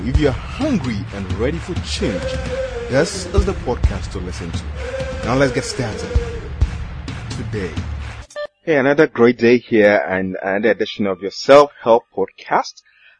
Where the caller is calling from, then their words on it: Accra, Greater Accra, Ghana; I'm here from Accra, Ghana.